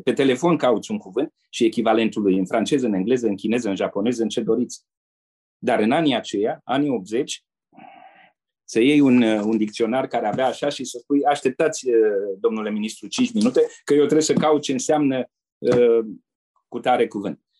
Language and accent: Romanian; Romania; moved away as an adult; also born or lived in Asia / Brussels; o spunem ca români, mândri de tradițiile și trăsăturile noastre